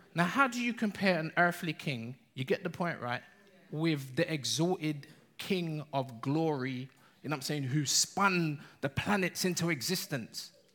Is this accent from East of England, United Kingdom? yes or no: no; London, United Kingdom; we're English. We're London